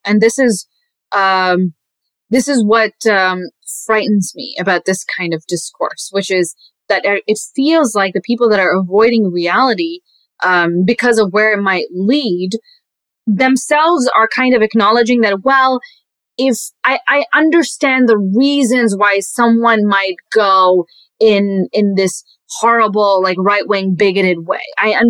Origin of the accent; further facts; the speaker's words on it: Pakistan; born there; I was born in Pakistan, so that means that I'm not.